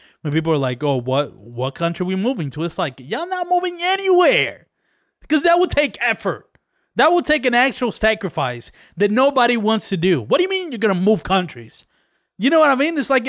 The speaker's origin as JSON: {"language": "English", "country": "Dominican Republic", "lives_now": "United States", "said": "I came from another country. I came from the Dominican Republic, where shit is awful there."}